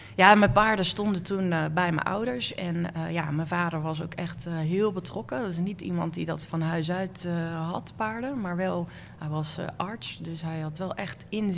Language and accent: Dutch; Werkendam, North Brabant, Netherlands; Ik ben geboren in een dorpje in Noord-Brabant, Werkendam